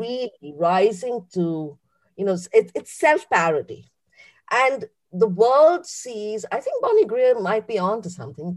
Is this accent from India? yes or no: yes; India; moved away as an adult; now in United Kingdom; someone who was born and bred in India, but is British now.